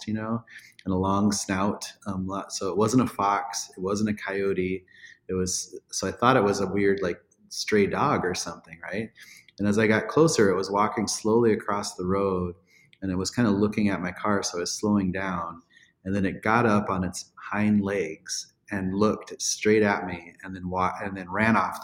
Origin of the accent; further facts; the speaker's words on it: Black Hills, South Dakota, United States; growing up in the Black Hills